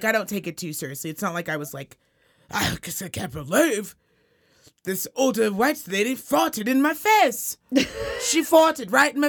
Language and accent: English; Reno, Nevada, United States; accent: Valley Girl